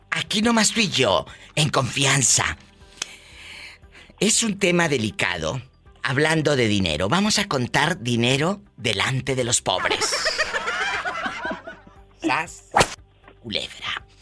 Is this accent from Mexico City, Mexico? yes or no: no; Matamoros, Tamaulipas, Mexico; bueno, yo soy de Matamoros, Tamaulipas, y Nuevo León es igual, mucho calor.